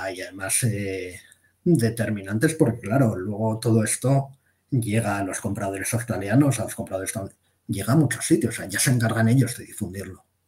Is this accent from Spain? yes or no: yes; Basque Country, Spain; yo soy vasco